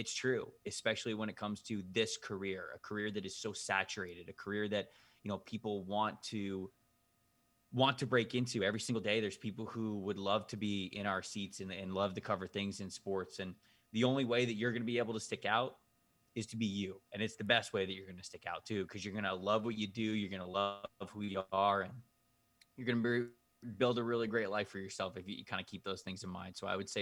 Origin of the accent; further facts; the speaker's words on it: Bradenton, Florida, United States; I grew up just outside of Anna Maria Island in Bradenton, Florida.